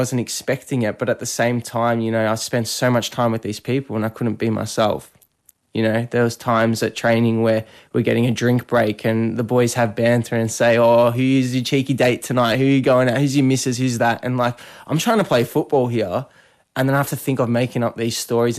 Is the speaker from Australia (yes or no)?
yes; Melbourne, Victoria, Australia; moved away as an adult; now in Adelaide, Australia; I'm from Melbourne, grew up in Melbourne all my life, and this is the first time I was leaving home